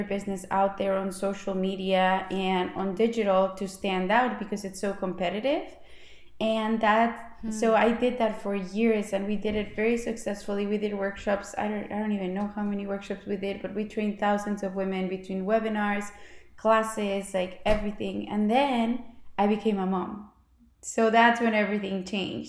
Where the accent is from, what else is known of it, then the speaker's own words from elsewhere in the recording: Mexico City, Mexico; moved away as an adult; also born or lived in Phoenix, Arizona, United States; now in United States; I'm from Mexico City. So I moved to the United States in 2009 because I wanted to do my MBA here.